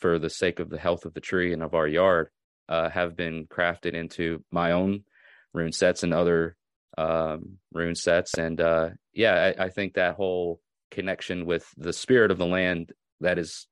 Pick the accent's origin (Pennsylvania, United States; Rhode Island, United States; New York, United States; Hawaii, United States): New York, United States; Long Island North Shore; now in Tennessee, United States; I'm from New York, and I grew up near the ocean